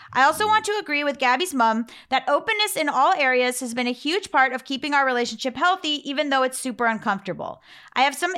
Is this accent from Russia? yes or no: no; New Zealand; even though the American stuff isn't always relevant to me. I'm a Kiwi.